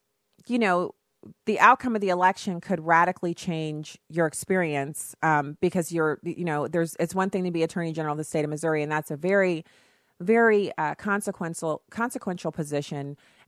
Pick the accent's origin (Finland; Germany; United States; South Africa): Germany; I grew up in Germany.